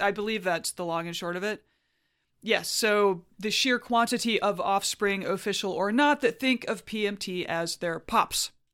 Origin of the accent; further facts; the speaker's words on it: Huntsville, Alabama, United States; my hometown of Huntsville, Alabama.